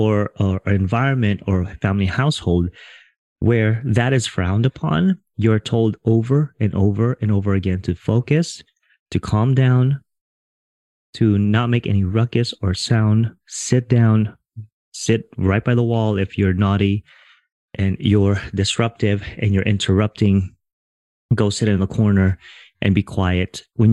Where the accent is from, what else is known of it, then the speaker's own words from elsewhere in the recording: Philippines; I didn't grow up Filipino. I am Filipino. I grew up in a Filipino household.